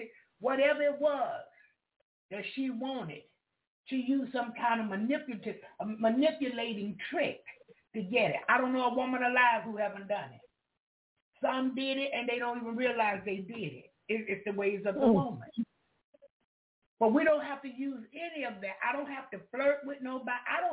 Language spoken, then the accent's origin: English; Jacksonville, Florida, United States; I'm from Duval County